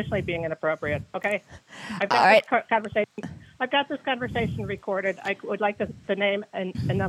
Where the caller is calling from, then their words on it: Maryland, United States; I'm calling from Maryland.